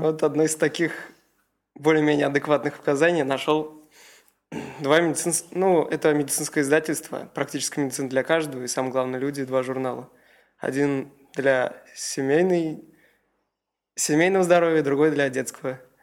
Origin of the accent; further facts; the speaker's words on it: Kazan, Tatarstan, Russia; я из Казани. Фактически я нигде до этого специализированно не учился, только в обычной средней школе 98-й